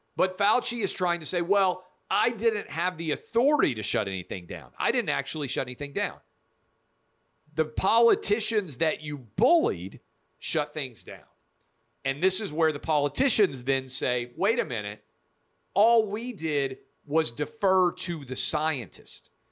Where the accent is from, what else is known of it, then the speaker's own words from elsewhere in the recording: Nashville, Tennessee, United States; I'm a kid born and raised in Nashville, Tennessee.